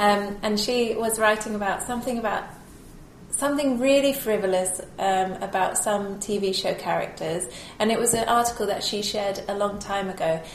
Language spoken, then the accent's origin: English; United Kingdom; being British